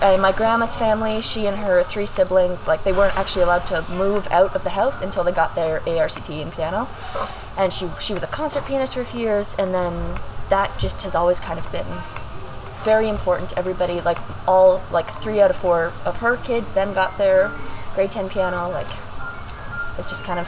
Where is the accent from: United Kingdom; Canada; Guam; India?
Canada; Kingsville, Ontario; I come from Kingsville